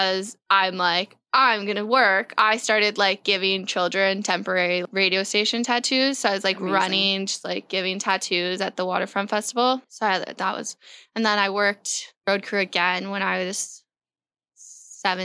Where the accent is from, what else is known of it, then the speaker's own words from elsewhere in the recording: Belleville, Ontario, Canada; also born or lived in Toronto; I grew up in Belleville, I guess. Like, I was born in Toronto.